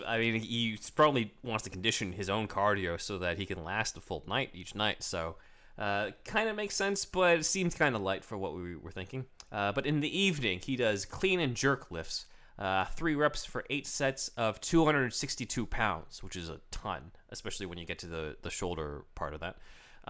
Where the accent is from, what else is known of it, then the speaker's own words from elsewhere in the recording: China; Who? Just my home country.